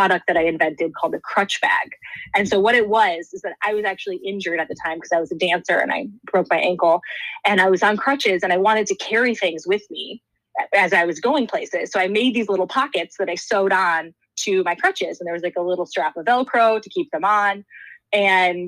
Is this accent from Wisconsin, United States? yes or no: yes; Wisconsin, United States; I grew up in Wisconsin in a relatively small town.